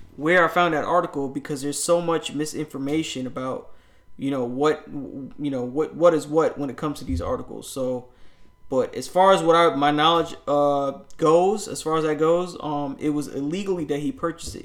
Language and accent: English; New York, United States; I grew up in New York